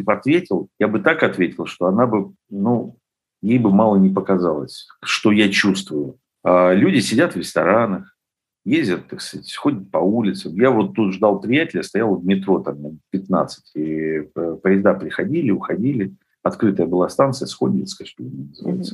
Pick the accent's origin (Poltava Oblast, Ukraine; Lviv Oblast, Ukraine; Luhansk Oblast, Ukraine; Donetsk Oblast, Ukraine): Lviv Oblast, Ukraine; Lviv; я вот родился во Львове